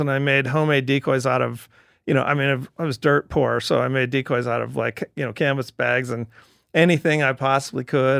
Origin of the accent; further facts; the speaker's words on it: Cottonwood, Idaho, United States; I was born in Cottonwood, Idaho